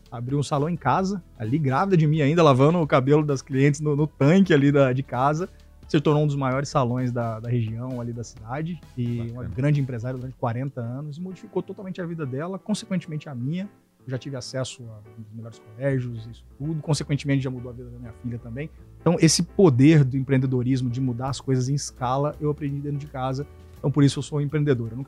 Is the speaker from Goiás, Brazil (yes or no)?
yes; Jataí, Goiás, Brazil; moved away as an adult; also born or lived in Cuiabá, Mato Grosso; eu sou de Jataí, interior de Goiás. Aí eu fui fazer faculdade em Cuiabá, Mato Grosso. Fiquei 16 anos lá.